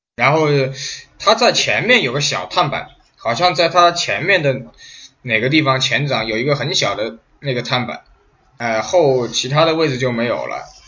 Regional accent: China; 我们大陆这边叫银龙

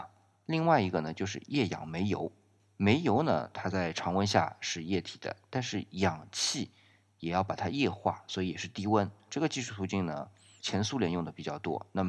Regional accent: China; 我们中国啊，因为我们的火箭是从导弹这边延伸出来的

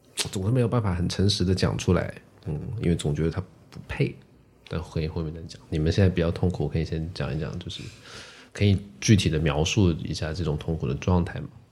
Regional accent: Guangzhou, Guangdong, China; first language Teochew; Chinese is a second language; also born or lived in Chaoshan; 我的这个移民的搬迁的过程吧， 就是是在我很小的时候就完成的，五六岁，然后我小学就是在广州的学校里读

